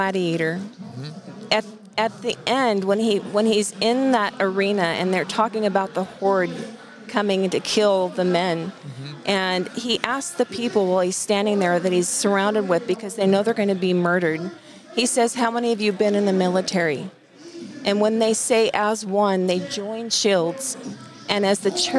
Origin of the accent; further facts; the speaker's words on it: Burney, California, United States; also born or lived in Biggs, California; I grew up in Bernie.